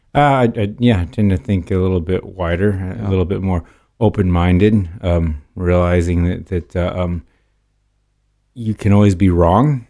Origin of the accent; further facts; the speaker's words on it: California, United States; also born or lived in Portland, Oregon; most of my life since age three or five, I believe, has been in California